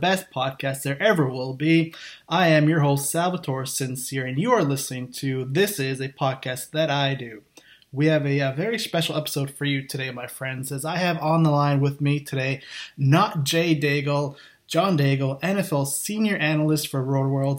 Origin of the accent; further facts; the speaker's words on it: Canada; I'm from Canada